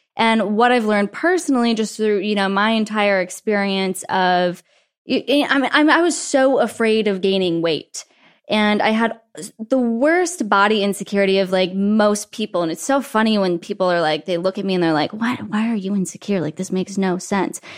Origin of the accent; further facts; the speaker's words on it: Wyoming, United States; moved away; I grew up in Wyoming where everything is just nice.